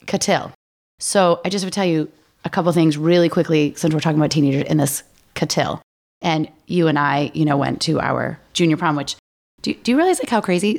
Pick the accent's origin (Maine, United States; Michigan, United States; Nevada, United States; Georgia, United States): Maine, United States; I grew up in Maine. We had Fickies.